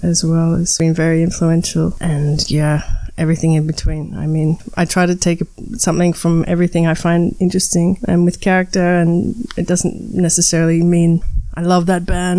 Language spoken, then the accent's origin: English; Melbourne, Victoria, Australia; moved away as an adult; also born or lived in Barcelona, Spain; now in Berlin, Germany; I come from Melbourne, which is the second biggest city in Australia